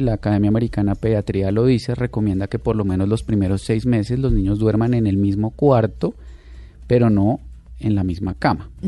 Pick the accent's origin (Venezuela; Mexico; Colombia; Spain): Colombia